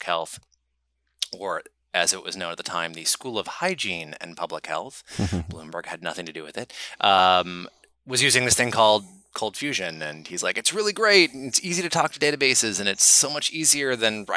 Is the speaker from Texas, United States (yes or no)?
no; Silicon Valley, California, United States; I grew up in Silicon Valley.